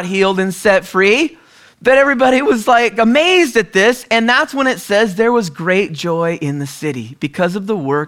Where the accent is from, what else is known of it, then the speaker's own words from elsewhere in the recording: the Northwest, Pacific Northwest, United States; moved away; also born or lived in California; we're originally from the Northwest